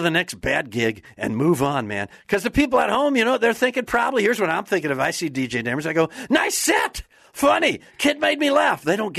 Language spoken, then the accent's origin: English; Wisconsin, United States; moved away; I'm originally from Wisconsin.